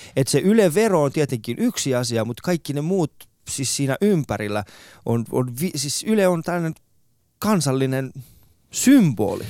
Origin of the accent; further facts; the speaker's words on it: Iran; now in Finland; mä oon Iranista